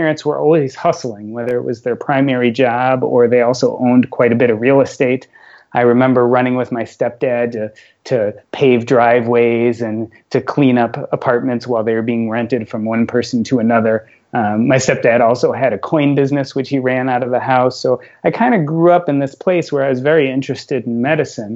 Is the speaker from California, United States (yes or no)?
no; Chicago, Illinois, United States; I grew up in Chicago